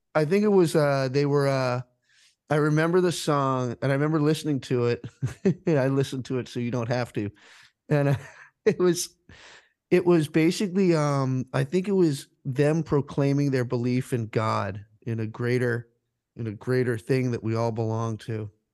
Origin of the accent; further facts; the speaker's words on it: Rhode Island, United States; now in Philadelphia, United States; I'm from Rhode Island originally, and I have friends back there